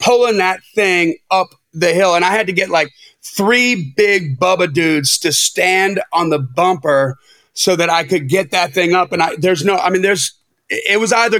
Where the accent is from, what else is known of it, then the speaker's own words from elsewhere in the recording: Wisconsin, United States; moved away as an adult; now in Nashville, United States; I grew up in Wisconsin